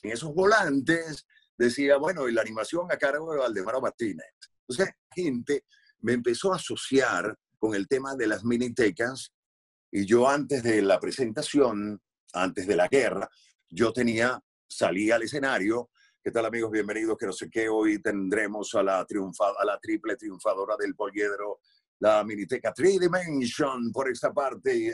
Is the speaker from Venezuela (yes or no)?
yes; Venezuela; moved away as an adult; yo me fui de Venezuela hace 18 años